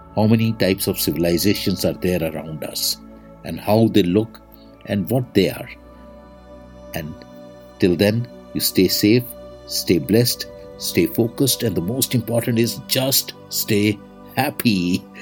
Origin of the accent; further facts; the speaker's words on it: India; I am the Indian monk.